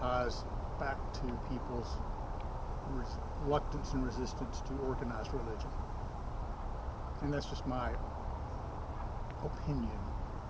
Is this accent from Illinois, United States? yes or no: no; Tennessee, United States; moved away as an adult; now in Texas, United States; I'm from Tennessee